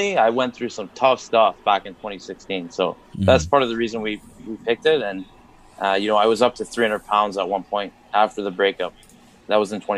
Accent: Toronto, Ontario, Canada; I'm from Toronto, Ontario

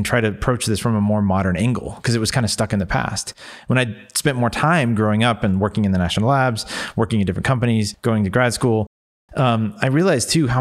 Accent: New Mexico, United States; growing up in New Mexico

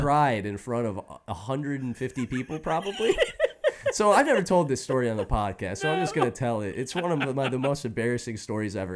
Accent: Indiana, United States; I'm from Indiana.

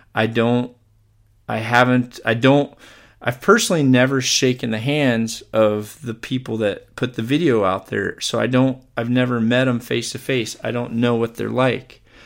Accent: Mississippi, United States; Where I grew up in Mississippi

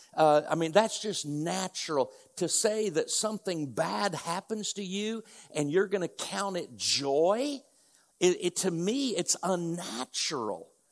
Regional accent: north central Indiana, United States; moved away as an adult; now in Oklahoma, United States; we grew up in north central Indiana

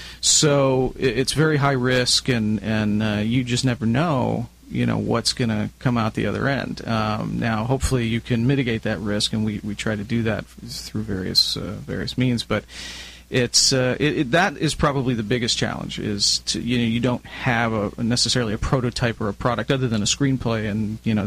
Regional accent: Chicago, Illinois, United States; moved away as an adult; now in Southern California, United States; I'm originally from Chicago

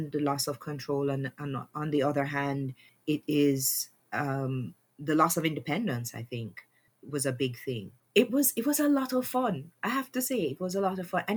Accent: Jamaica; Growing up in Jamaica

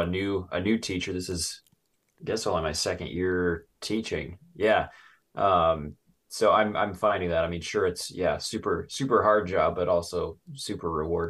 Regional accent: Torrington, Wyoming, United States; Southeast near the town of Torrington. You know where that's at? Like right up against the Nebraska border, about an hour and a half north of Cheyenne, the capital.

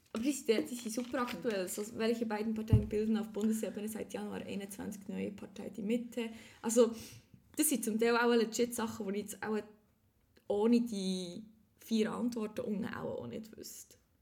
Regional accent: Switzerland; ich bin echt super Schweizerin.

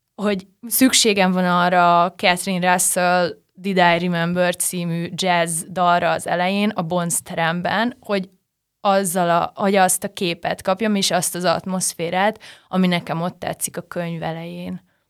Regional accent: Nyíregyháza, Szabolcs-Szatmár-Bereg, Hungary; moved away; nyíregyházán születtem

